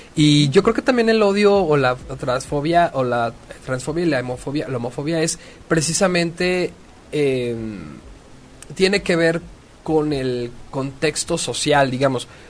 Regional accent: Mexico; los hijos de la de la chingada que somos los mexicanos

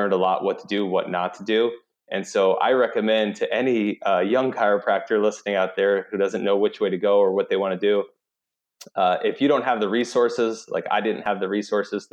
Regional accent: New York, United States; moved away as an adult; now in South Carolina, United States; originally I'm from New York

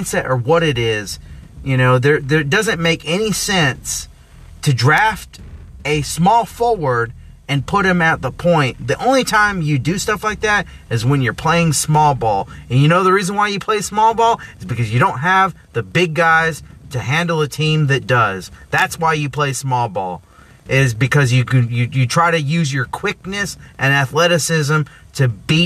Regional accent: Arizona, United States; I'm from Arizona

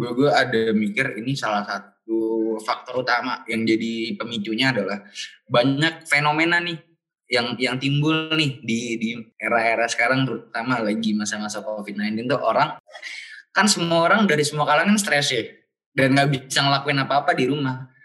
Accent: Bintaro, Indonesia; gue orang Bintaro

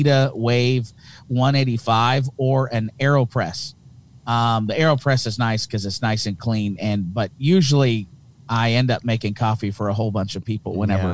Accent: Hamilton, Ontario, Canada; accent: thick Canadian; I'm from Hamilton, Ontario, Canada

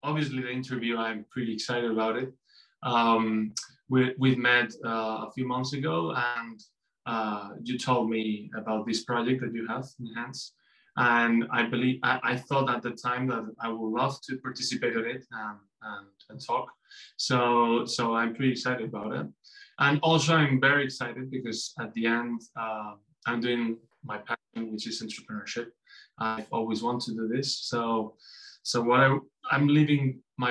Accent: Mallorca, Balearic Islands, Spain; English is a second language; now in Madrid, Spain; I come from Mallorca. I love my Iceland, but always I've said that Madrid is my city

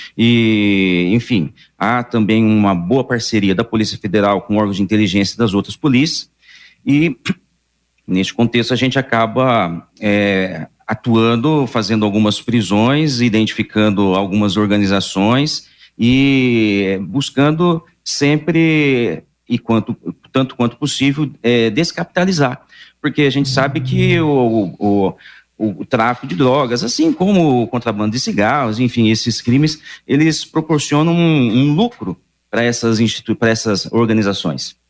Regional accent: region of São José do Rio Preto, interior of São Paulo, Brazil; moved away as an adult; also born or lived in Maringá; now in Londrina, Brazil; numa cidadezinha do interior, ali pra, na região de São José do Rio Preto

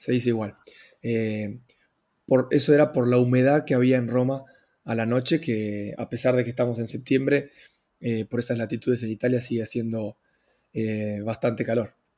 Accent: Argentina; also born or lived in Italy; Hablo como argentino

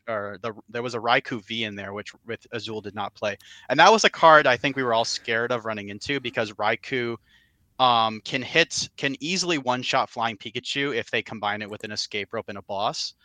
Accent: Cleveland, Ohio, United States; I'm from the Cleveland, Ohio area, Cleveland slash Akron, Ohio area

